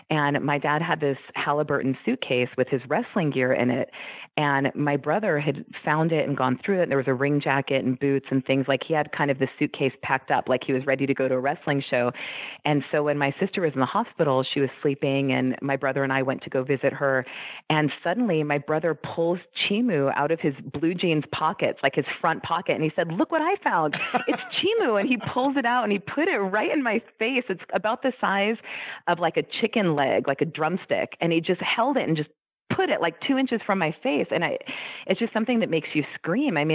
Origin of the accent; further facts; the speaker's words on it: California, United States; And I was born in 1975. And I was born in California.